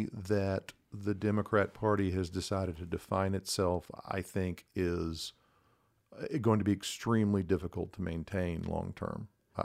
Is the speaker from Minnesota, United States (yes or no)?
no; Texas, United States; I'm a native Texan, was born and raised in the North Texas area, grew up in, you know, bedroom community suburbs, went to college and law school in Texas